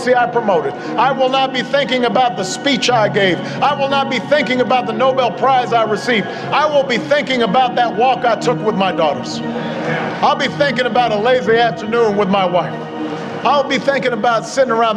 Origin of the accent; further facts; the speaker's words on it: Chicago, Illinois, United States; my hometown of Chicago, Illinois